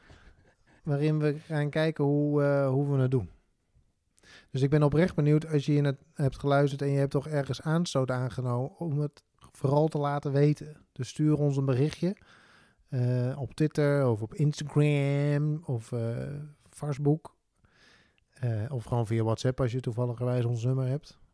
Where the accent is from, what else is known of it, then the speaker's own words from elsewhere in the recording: Netherlands; wij als Nederlanders